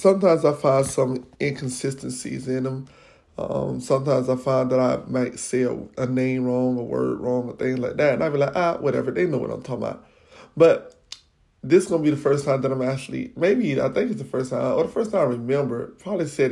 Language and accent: English; Florida, United States; I'm from Florida